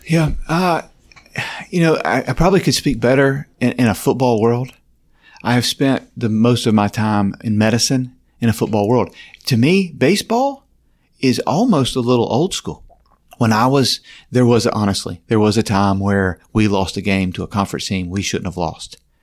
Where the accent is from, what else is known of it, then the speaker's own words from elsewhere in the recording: Simpsonville, South Carolina, United States; now in Gainesville, United States; I grew up in Simpsonville, South Carolina, a small town in South Carolina, kind of rural.